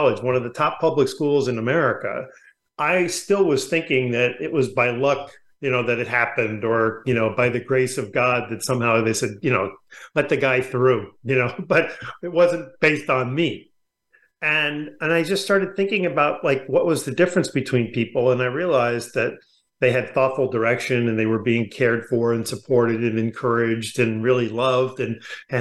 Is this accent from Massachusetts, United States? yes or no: no; New York, United States; also born or lived in California; now in La Jolla, United States; I grew up in New York